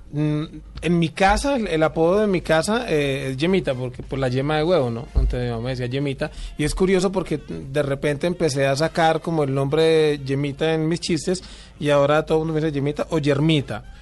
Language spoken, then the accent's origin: Spanish; Cali, Valle del Cauca, Colombia; Yo soy de Cali